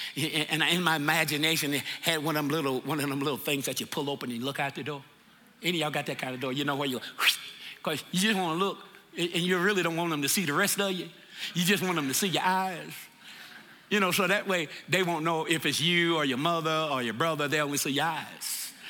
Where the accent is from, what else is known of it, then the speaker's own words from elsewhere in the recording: the South, United States; moved away; I'm from the South